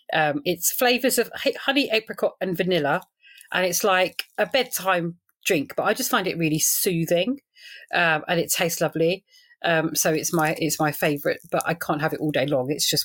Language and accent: English; Edgware, London, United Kingdom; But I'm a Londoner, really. Born and bred Northwest London. So, yeah.